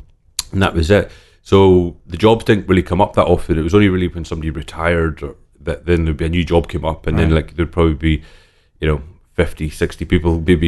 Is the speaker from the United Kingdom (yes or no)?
yes; Islay, Scotland, United Kingdom; So I grew up in on Isla. I was born and raised on Isla. My father was working at Laphroaig Distillery, so we lived right beside the distillery.